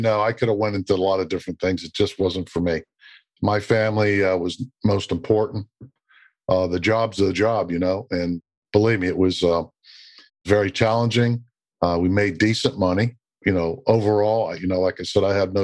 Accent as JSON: {"language": "English", "region": "Western Pennsylvania", "country": "United States", "tie": "born or raised there", "also_born_or_lived": "Baltimore / Pittsburgh", "moved": "yes", "said": "I grew up in Western Pennsylvania, about 40, 50 miles north of Pittsburgh"}